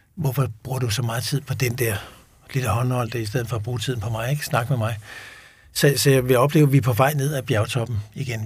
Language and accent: Danish; Denmark; et fast udtryk, vi bruger ikke som danskere